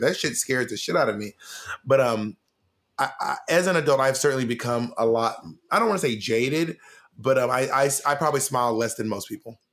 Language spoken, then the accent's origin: English; Columbus, Georgia, United States; I was born in Columbus, Georgia